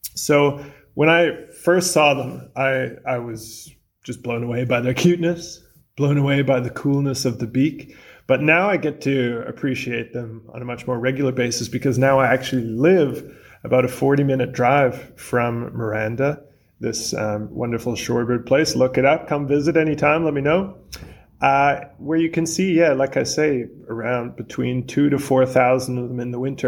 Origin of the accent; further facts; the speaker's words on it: British Columbia, Canada; moved away as an adult; now in New Zealand; I'm from British Columbia, Canada, originally, but I've been living in New Zealand for around eight years